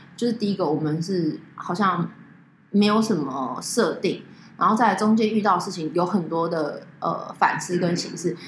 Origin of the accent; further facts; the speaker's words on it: Taiwan; 我们是台湾来的